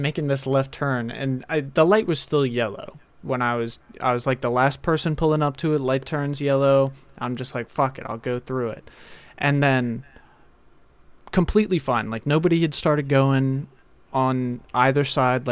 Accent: Bel Air, Maryland, United States; my hometown. Don't want to, well, I'll say it. It's Bel Air, Maryland

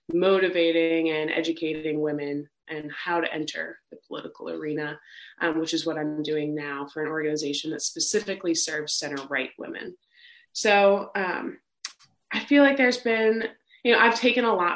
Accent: New York, United States; growing up in New York State at the time I was in high school

